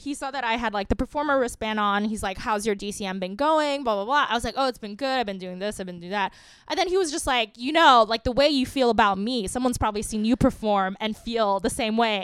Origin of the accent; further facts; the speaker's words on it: New York City, New York, United States; I grew up in Queens